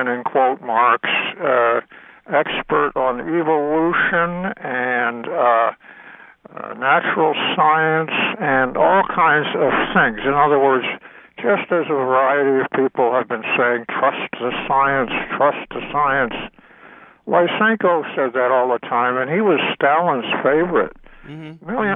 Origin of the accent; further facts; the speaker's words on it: New England, United States; I was born in New England.